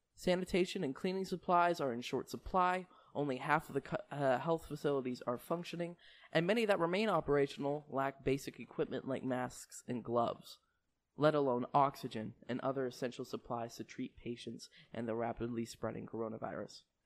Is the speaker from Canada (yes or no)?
yes; Canada; I'm from Canada